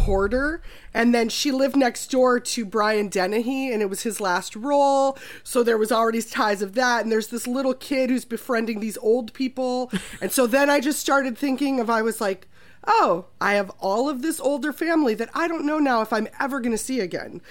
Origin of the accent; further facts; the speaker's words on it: Minnesota, United States; I'm also from Minnesota